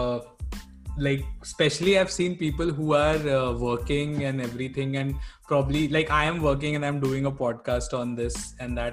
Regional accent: Bangalore, Karnataka, India; I'm from Bangalore

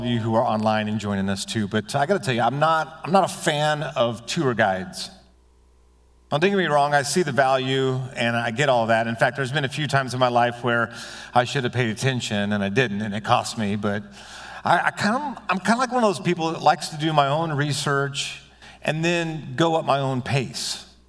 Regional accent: United States

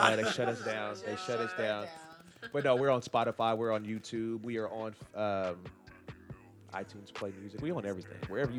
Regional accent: Leavenworth, Kansas, United States; I'm from Leavenworth

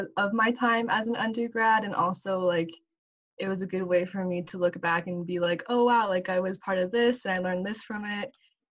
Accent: Bremerton, Washington, United States; I grew up in Bremerton, Washington

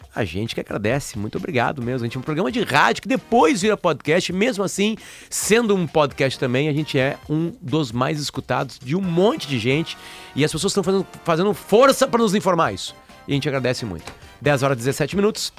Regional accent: Alegrete, Rio Grande do Sul, Brazil; na fronteira oeste do Rio Grande do Sul, onde eu me criei

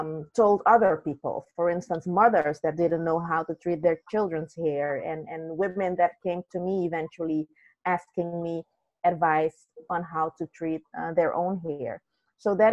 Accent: Netherlands; also born or lived in Suriname; now in Belgium; I grew up in the Netherlands

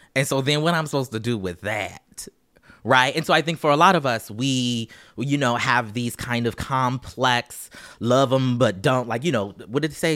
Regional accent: Charleston, South Carolina, United States; I'm from Charleston, South Carolina

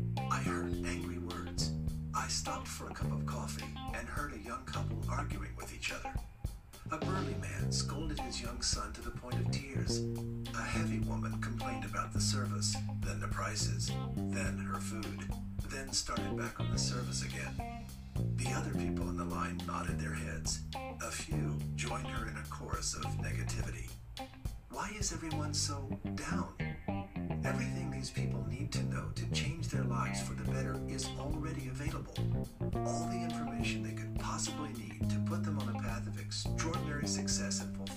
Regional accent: Albuquerque, New Mexico, United States; I was born and raised in Albuquerque, New Mexico. My dad died when I was 10. I remember being handed the flag from his casket. My mom held everything together.

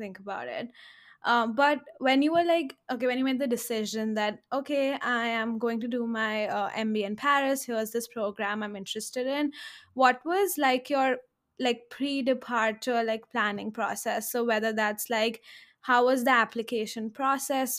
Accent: India; moved away; I come from India

